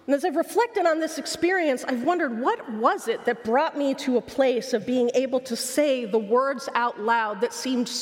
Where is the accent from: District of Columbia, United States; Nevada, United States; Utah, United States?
Utah, United States; Logan; Logan, Utah, my hometown